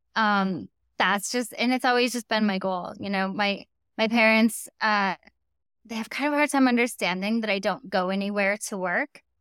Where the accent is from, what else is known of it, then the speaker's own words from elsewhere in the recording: Storm Lake, Iowa, United States; now in Los Angeles, United States; I grew up in Storm Lake, Iowa.